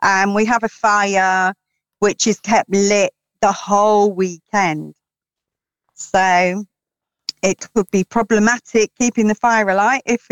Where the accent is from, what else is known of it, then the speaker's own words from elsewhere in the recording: London, United Kingdom; now in Peak District, United Kingdom; I am originally a Londoner